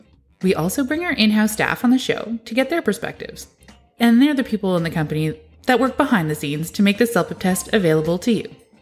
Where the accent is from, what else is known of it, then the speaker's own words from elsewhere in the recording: Ottawa, Ontario, Canada; Oh, I'm from Ottawa